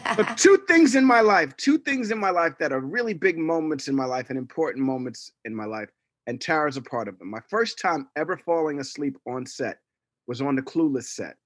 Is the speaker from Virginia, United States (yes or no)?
no; New York City, New York, United States; I'm from Hell's Kitchen